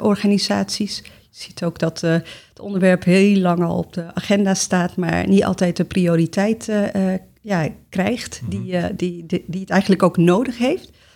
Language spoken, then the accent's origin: Dutch; Amsterdam, North Holland, Netherlands; moved away as an adult; now in The Hague, Netherlands; geboren en getogen in Amsterdam